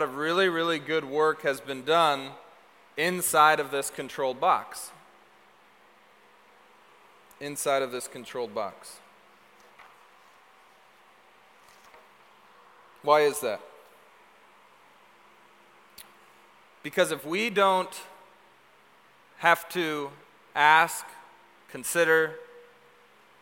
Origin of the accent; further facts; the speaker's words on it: Seattle, Washington, United States; also born or lived in Texas; I was a functional Seattleite.